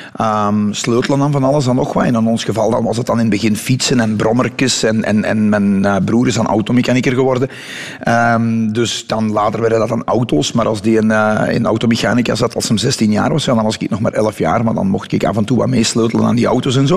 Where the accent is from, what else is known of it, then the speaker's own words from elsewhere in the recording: Dessel, Flanders, Belgium; also born or lived in Mol; ben ik daar op de grens tussen Dessel en Molpostel. In een van de meest bosrijke omgevingen van België nog, denk ik. Of van Vlaanderen toch in ieder geval.